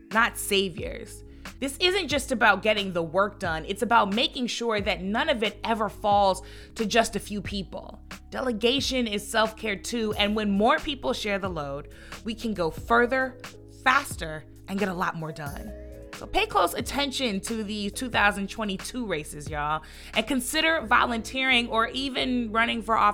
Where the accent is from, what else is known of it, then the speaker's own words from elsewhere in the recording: St. Louis, Missouri, United States; I'm from the Lou, and I'm proud